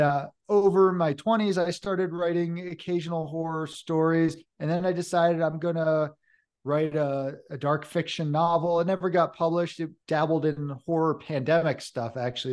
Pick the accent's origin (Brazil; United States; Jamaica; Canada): United States; Hudson River Valley, New York; also born or lived in Vermont / Oregon / Colorado; now in Boulder County, United States; I was born in the Hudson River Valley of New York State